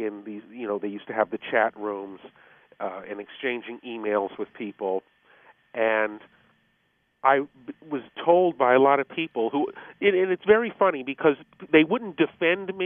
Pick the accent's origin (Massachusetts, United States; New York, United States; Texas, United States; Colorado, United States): Colorado, United States; Denver; moved away as an adult; I was born and raised in Denver, graduated from George Washington High School